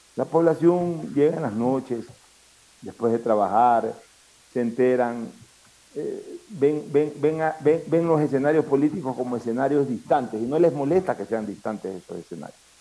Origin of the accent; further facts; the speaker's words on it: Ecuador; somos los ecuatorianos